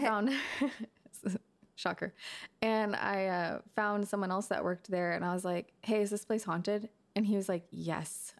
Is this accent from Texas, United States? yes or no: yes; McKinney, Texas, United States; I grew up in McKinney